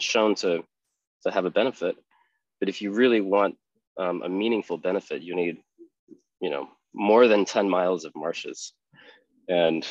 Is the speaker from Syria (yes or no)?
no; Spain; moved away; also born or lived in Netherlands; I grew up in Spain. And when my father finished his PhD, we moved to the Netherlands